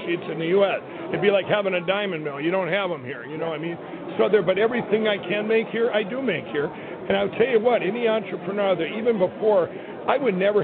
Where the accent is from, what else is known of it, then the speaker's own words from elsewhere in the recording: Minnesota, United States; my home state of Minnesota